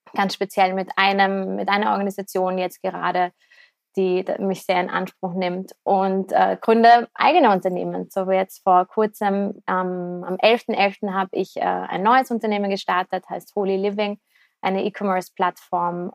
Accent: Vienna, Austria; ich komme aus Wien, bin 30 Jahre alt

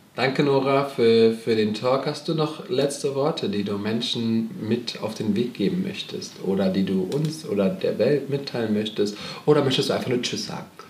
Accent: Germany; aus Deutschland.

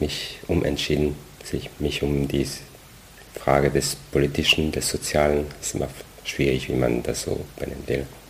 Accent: France; German is a second language; moved away as an adult; now in Germany; eigentlich komme ich aus Frankreich, deswegen dieser komische Name

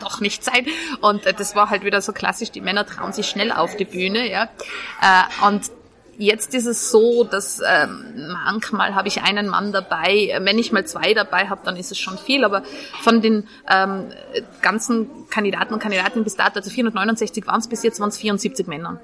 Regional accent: Tyrol, Austria; now in Vienna, Austria; ich komme aus Tirol

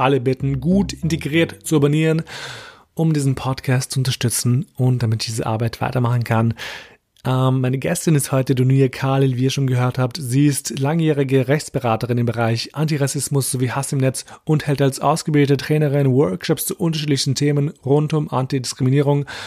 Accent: Austria

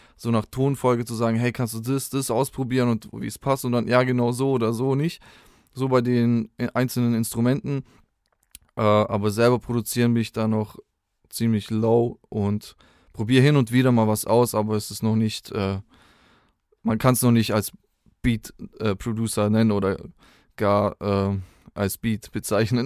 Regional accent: Spaichingen, Baden-Württemberg, Germany; also born or lived in Rottweil; Ursprünglich bin ich aus Speiching. Das ist ein kleiner Ort so, zwischen Stuttgart und Bodensee kann man es irgendwo so einordnen.

